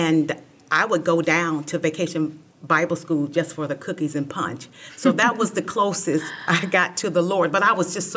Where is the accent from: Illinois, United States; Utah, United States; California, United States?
California, United States; Los Angeles; I grew up in South Central Los Angeles